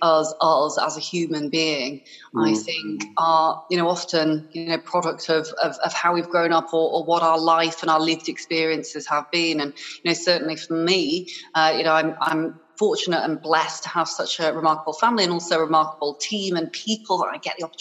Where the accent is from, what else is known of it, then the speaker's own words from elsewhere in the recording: Harrogate, Yorkshire and the Humber, United Kingdom; also born or lived in Hong Kong; from the age of six, I grew up in Yorkshire, in Harrogate, in a little town, which is very, very lovely indeed.